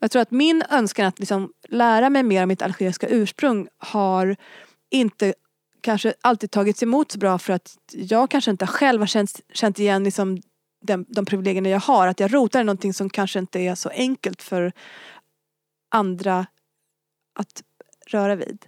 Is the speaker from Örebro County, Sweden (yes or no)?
yes; Örebro, Örebro County, Sweden; first language French; moved away; also born or lived in Glasgow; jag är uppvuxen i Örebro